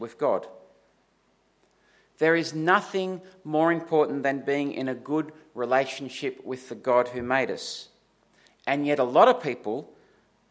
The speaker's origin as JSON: {"language": "English", "town": "Dubbo", "region": "New South Wales", "country": "Australia", "said": "I'm from Dubbo."}